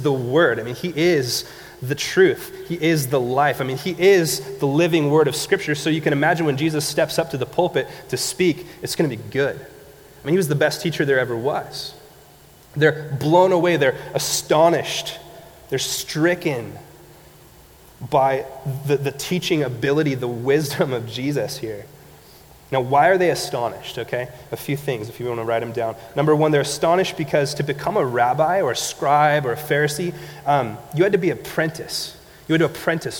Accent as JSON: {"language": "English", "town": "Montague", "region": "California", "country": "United States", "tie": "born or raised there", "said": "I grew up in Montague"}